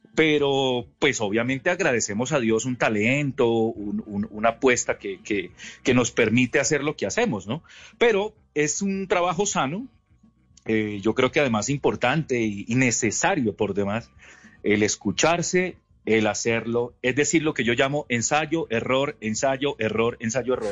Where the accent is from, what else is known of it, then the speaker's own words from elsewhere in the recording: Ibagué, Tolima, Colombia; yo soy de Ibagué, vivía en un barrio que se llama Villa Marlene en Ibagué